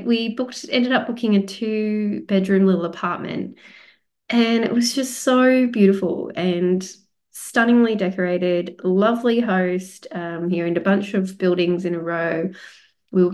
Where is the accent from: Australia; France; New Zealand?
Australia; I am Australian.